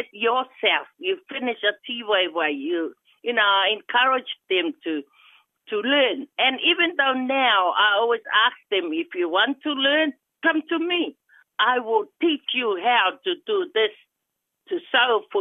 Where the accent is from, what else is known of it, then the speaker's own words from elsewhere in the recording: Titikaveka, Rarotonga, Cook Islands; first language Cook Islands Maori; English is a second language; moved away as an adult; also born or lived in New Zealand; now in Rotorua, New Zealand; I'm originally from Rarotonga, Titikaveka, born and raised in the Cook Island, and then migrated to New Zealand with my family.